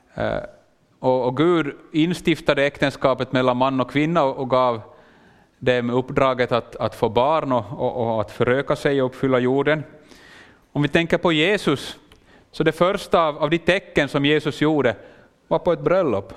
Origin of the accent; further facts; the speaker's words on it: Finland; accent: Finland Swedish; jag gör det kanske med en liten annan dialekt, jag talar finlandssvenska.